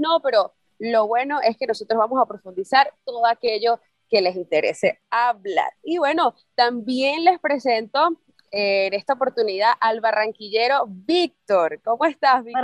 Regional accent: San Cristóbal, Táchira, Venezuela; now in Medellín, Colombia; somos familia, venimos de San Cristóbal

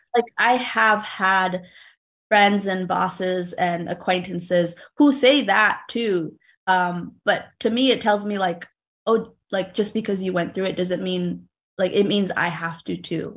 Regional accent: New Haven, Connecticut, United States; When I was growing up in Fairhaven, um, I lived, or I still live about three blocks, three or four blocks away from a rector square.

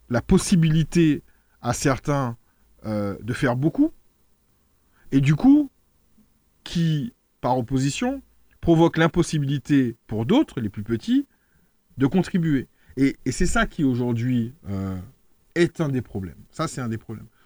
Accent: Martinique; Et l'exemple que je prends, on le connaît tous en tant que Martiniquais. Il y a trois ans, la téléphonie mobile était extrêmement chère en Martinique.

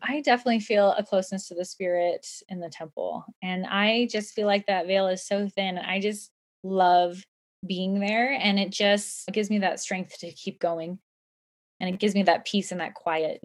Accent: Southern California, United States; now in Utah, United States; I live in Utah, but I was raised in Southern California

